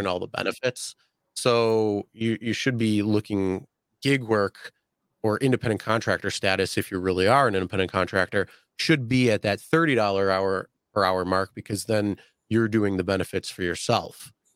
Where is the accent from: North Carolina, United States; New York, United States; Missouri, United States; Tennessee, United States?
New York, United States; Buffalo; I'm from Buffalo.